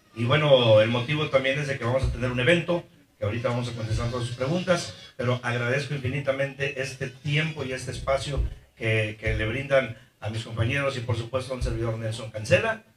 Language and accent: Spanish; Costa Rica, Veracruz, Mexico; en mi tierra, Costa Rica, Veracruz